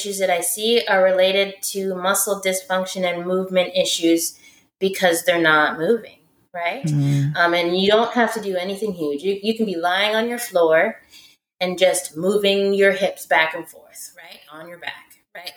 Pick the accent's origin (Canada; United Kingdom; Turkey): Canada; I'm Canadian.